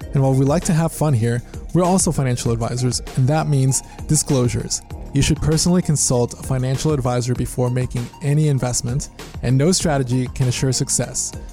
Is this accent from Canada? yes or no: no; Mexico; moved away; I was born in Mexico